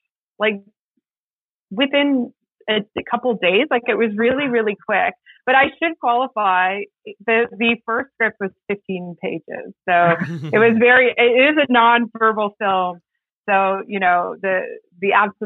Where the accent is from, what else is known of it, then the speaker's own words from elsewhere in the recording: Northwest Territories, Canada; I'm from the Northwest Territories